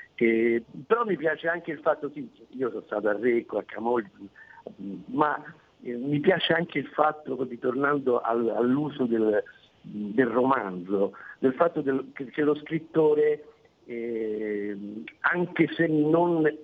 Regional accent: Rome, Lazio, Italy; io non sono di Genova ma sono di Roma

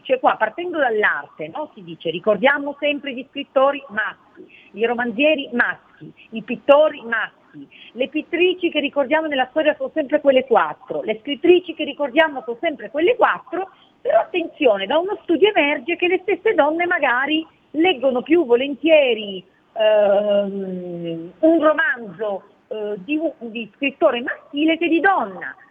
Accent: Cuneo, Piedmont, Italy; now in Milan, Italy; nella città dove sono nata, a Cuneo

